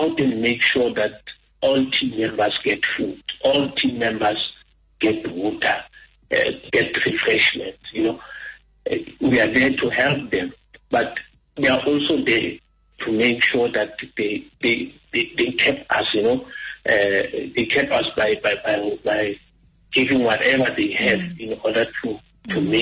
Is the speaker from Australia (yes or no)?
no; South Africa; we always preach the issue of Ubuntu as South African